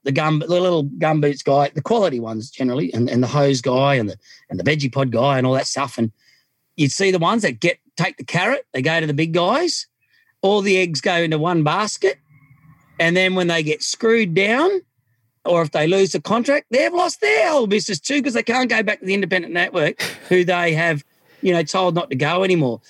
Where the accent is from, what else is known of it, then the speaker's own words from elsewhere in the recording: Australia; also born or lived in Micronesia; as an Australian